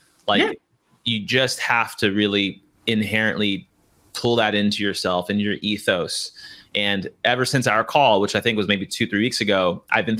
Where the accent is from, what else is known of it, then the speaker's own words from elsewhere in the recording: California, United States; I'm from California